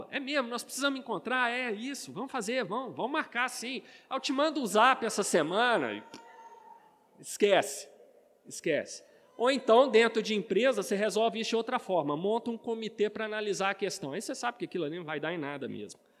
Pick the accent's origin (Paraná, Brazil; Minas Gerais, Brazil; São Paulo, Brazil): Minas Gerais, Brazil; Belo Horizonte; accent: mineiro; eu sou mineiro, de Belo Horizonte. O sotaque entrega, né?